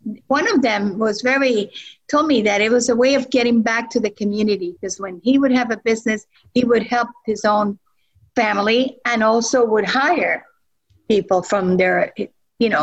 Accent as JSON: {"language": "English", "country": "Puerto Rico", "moved": "yes", "said": "I come from Puerto Rico, so we don't have those things"}